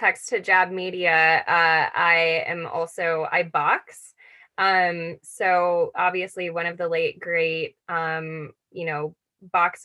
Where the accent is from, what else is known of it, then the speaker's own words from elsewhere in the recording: Buffalo, New York, United States; moved away; Growing up in Buffalo, New York